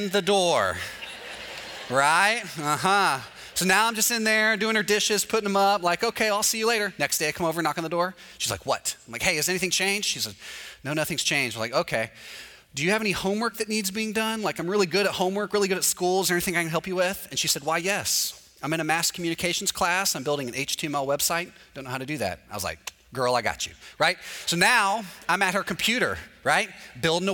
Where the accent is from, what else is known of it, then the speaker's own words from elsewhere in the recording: Texas, United States; moved away as an adult; now in Orlando, United States; I'm from Texas